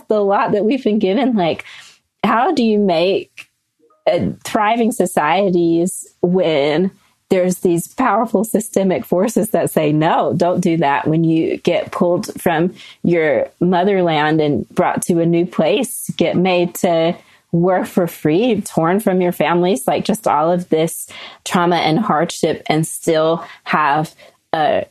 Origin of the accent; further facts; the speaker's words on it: North Carolina, United States; now in Salt Lake City, United States; growing up in North Carolina